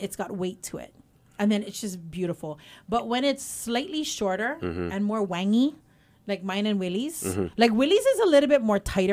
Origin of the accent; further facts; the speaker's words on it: Hawaii, United States; I'm Hawaiian this side